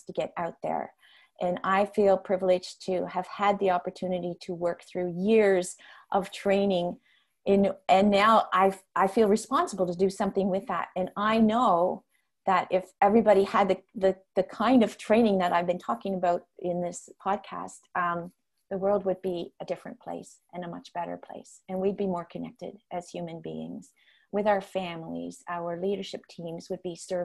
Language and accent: English; Netherlands; first language Dutch; English is a second language; now in North America; my home country is Holland. And so I had the opportunity to do that just before COVID. I did teaching in the classrooms, demonstration lessons there in my first language